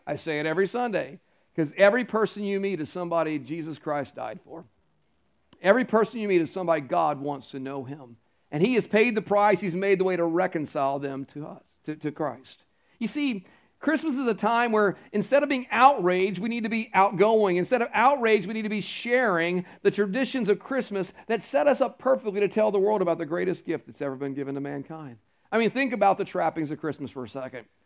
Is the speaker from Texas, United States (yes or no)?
yes; Houston, Texas, United States; now in Carolina, United States; I grew up around the Houston area